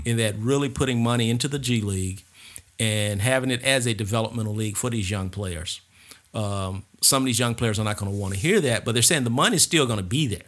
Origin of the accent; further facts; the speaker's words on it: Atlanta, Georgia, United States; We grew up in the Grove Park section of, uh, Atlanta